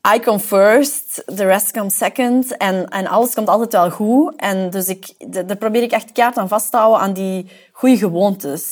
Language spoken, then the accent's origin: Dutch; Temse, Flanders, Belgium; moved away as an adult; now in Antwerp, Belgium; ik ben eigenlijk afkomstig van Temse, Sint-Niklaas